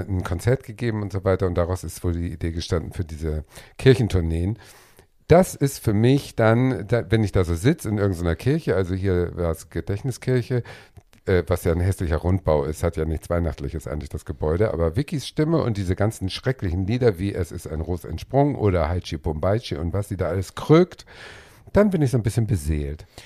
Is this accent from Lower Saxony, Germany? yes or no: no; Schleswig-Holstein, Germany; Das Gut ist ja sechs Kilometer von meinem Heimatort entfernt